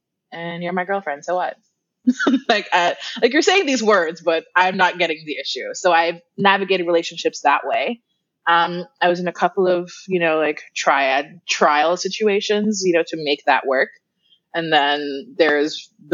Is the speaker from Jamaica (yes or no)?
yes; Kingston, Jamaica; moved away as an adult; now in Florida, United States; I am originally from Kingston, Jamaica. That's where I was born and raised. Moved to the U.S. about 10 years ago, and I live in Florida